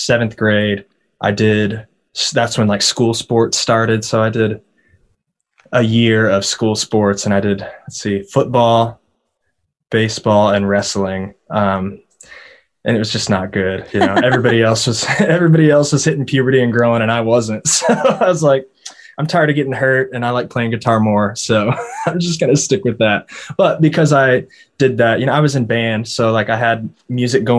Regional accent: Purcell, Oklahoma, United States; now in Nashville, United States; it's a small town in the middle of Oklahoma. You know, I spent my entire childhood there

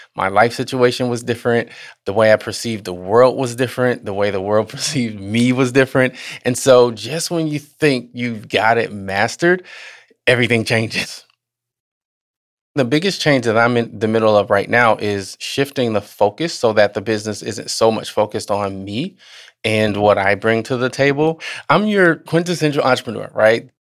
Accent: Southern Illinois, United States; also born or lived in Chicago, Illinois; She moved us to Southern Illinois, and that's where I grew up

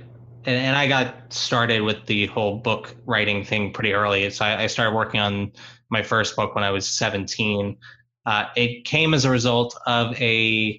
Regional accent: South Florida, United States; South Florida where I grew up

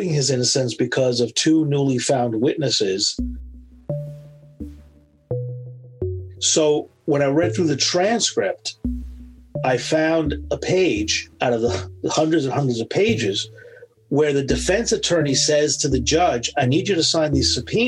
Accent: New York City, New York, United States; I grew up in the Bronx

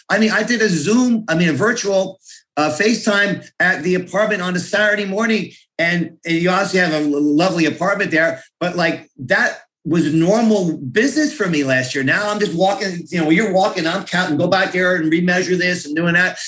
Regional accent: North Plainfield, New Jersey, United States; I grew up in North Plainfield, now live with, with my family in Scotch Plains.

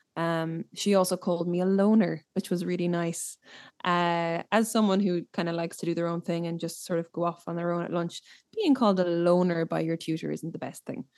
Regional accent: Ireland; growing up in Ireland

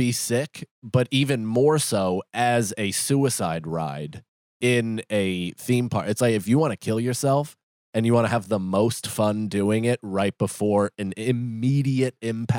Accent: Northern Ireland, United Kingdom; But no, usually they I'm from Northern Ireland.

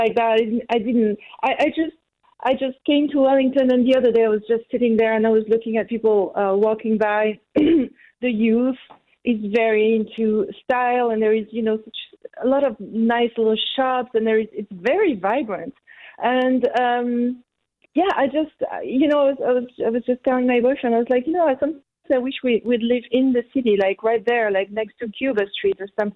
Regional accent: Corsica, France; now in New Zealand; I was born on an island. I come from Corsica

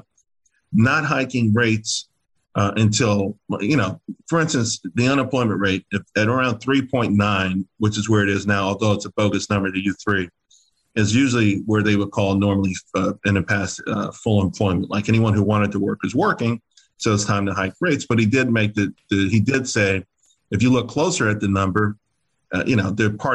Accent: New York, United States; also born or lived in Pittsburgh / San Antonio / Germany / Japan; growing up in Harlem

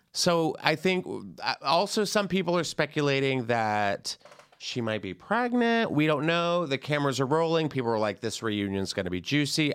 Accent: the South, United States; I'm from the South

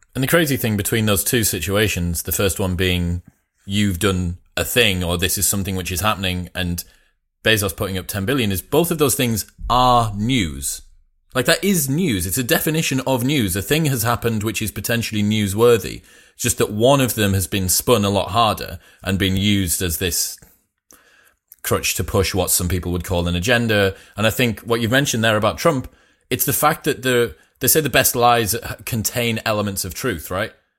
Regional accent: Middlesbrough, North East England, United Kingdom; I'm a smoggy because I'm from Middlesbrough, which is about forty miles south of here

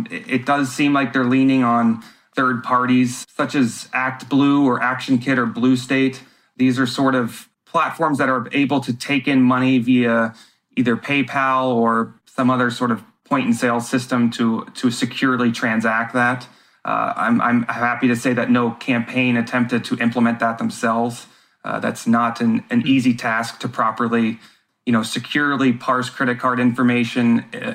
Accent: United States; being an American and a voter

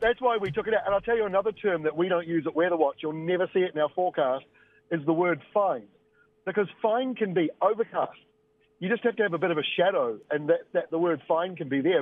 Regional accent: Bay of Plenty, New Zealand; when I grew up in Bay of Plenty

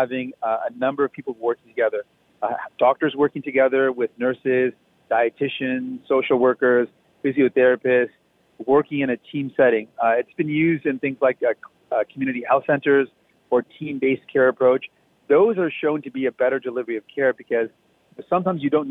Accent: Windsor, Ontario, Canada; when I was growing up in Windsor

